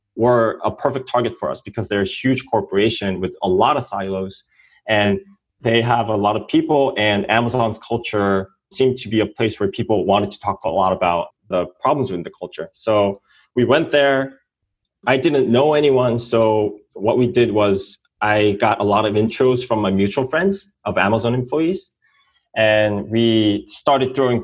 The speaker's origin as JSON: {"language": "English", "country": "South Korea", "moved": "as an adult", "lives_now": "United States", "said": "I'm an entrepreneur from South Korea."}